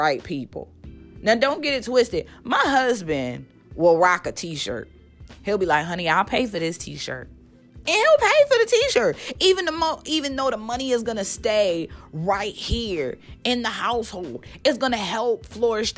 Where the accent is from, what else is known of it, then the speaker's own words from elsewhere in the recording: Baltimore, Maryland, United States; now in Nashville, United States; I was raised in Baltimore, Maryland.